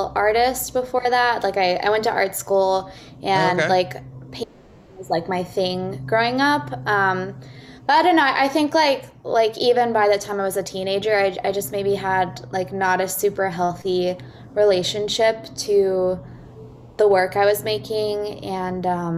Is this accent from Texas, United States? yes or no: yes; Austin, Texas, United States; moved away as an adult; also born or lived in New York City; I grew up in Austin, Texas